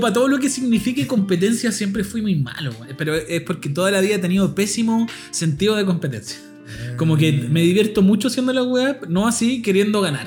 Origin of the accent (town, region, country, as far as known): Puente Alto, Santiago Metropolitan Region, Chile; born or raised there